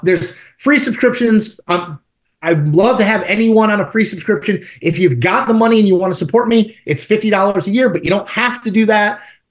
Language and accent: English; Eastern Connecticut, United States; now in Virginia, United States; I grew up in Eastern Connecticut